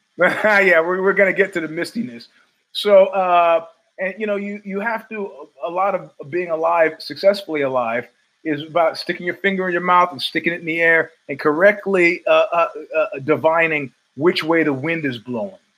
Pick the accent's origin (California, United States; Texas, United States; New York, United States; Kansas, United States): New York, United States; New York City; now in East Palo Alto, United States; as a New Yorker